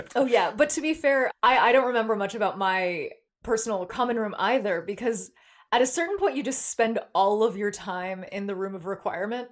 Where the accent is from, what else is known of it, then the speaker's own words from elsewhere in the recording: San Jose, California, United States; from my hometown, San Jose